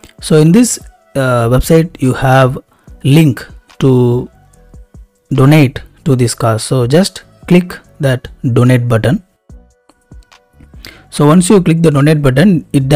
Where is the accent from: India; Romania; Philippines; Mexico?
India; I am a very small YouTube creator and I am from India